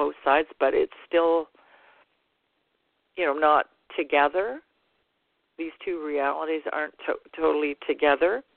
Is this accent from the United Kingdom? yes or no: no; Canada; I'm Canadian